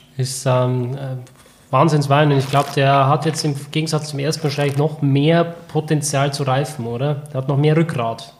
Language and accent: German; Germany; als Deutscher